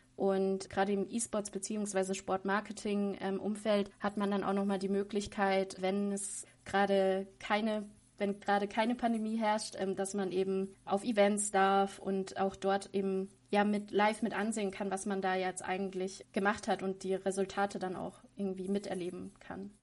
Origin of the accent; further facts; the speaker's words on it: Munich, Bavaria, Germany; also born or lived in Passau / Bayreuth; weil das meine Heimatstadt ist